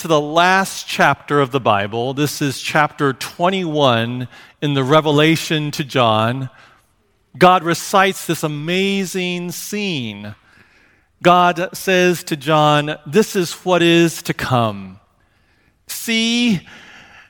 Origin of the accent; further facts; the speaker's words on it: Seattle, Washington, United States; also born or lived in Hawaii; our house growing up in Seattle